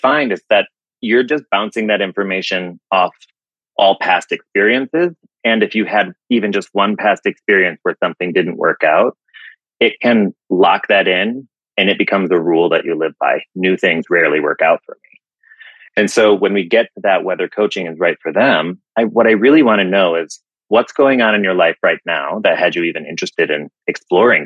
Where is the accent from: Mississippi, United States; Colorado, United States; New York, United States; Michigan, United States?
Michigan, United States; West; now in Asheville, United States; I'm from Michigan, Western conservative West Michigan, and I live in Asheville, North Carolina